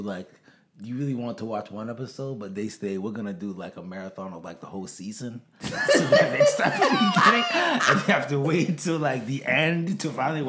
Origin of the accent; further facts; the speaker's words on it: Boston, Massachusetts, United States; also born or lived in Brockton, Massachusetts; now in Easton, United States; We grew up in Boston, pretty much. And then we moved to Boston.